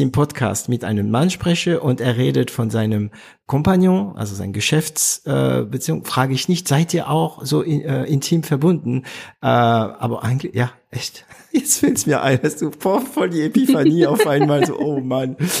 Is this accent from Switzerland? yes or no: no; France; German is a second language; Bei uns in Frankreich